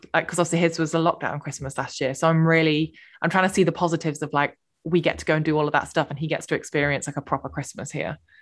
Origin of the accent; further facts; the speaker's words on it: United Kingdom; we're so British